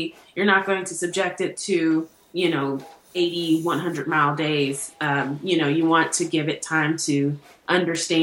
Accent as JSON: {"language": "English", "town": "Los Angeles", "region": "California", "country": "United States", "tie": "born or raised there", "also_born_or_lived": "New York / Columbia, Missouri", "moved": "as an adult", "lives_now": "Indiana, United States", "said": "I grew up in California. After I left Los Angeles to go to college in New York"}